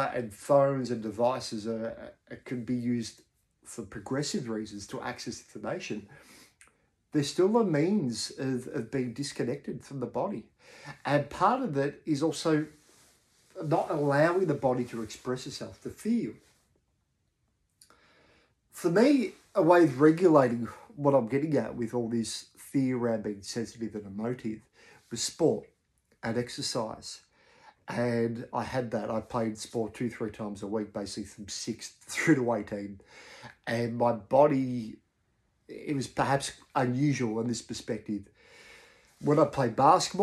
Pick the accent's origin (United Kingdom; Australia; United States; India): Australia; what I've talked about as an Australian male